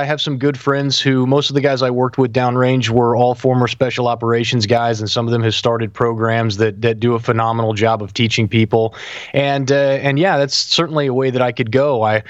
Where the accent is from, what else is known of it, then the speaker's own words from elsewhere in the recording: Sublette, Kansas, United States; Yeah, I'm from Southwest Kansas. I'm from a little town called Sublette. That's where I grew up. And then we moved to Kansas City when I was a teenager